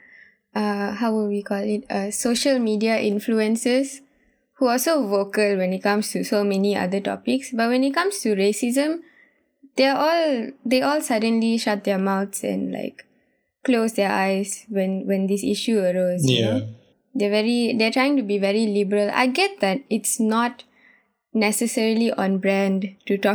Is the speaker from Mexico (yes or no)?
no; Terengganu, Malaysia; now in Kuala Lumpur, Malaysia; me growing up in Terengganu for 12 years